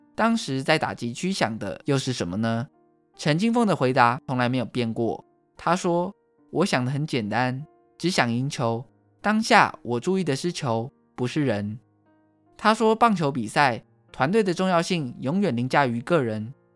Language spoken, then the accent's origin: Chinese; Taiwan; 台湾是一块宝岛，同时也是我们的家乡